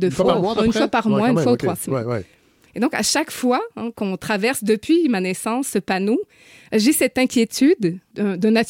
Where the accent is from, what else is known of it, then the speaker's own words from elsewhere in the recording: New Brunswick, Canada; Je suis du Nouveau-Brunswick, oui. Donc, je vis à une heure